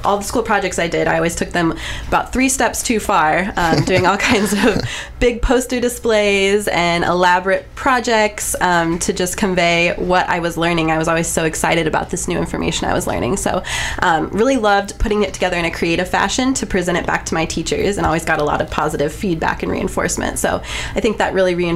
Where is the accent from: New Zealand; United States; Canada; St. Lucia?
United States; Columbia, Missouri; also born or lived in Kirksville, Missouri; I am local. I grew up here in Columbia, Missouri, went to Rockbridge High School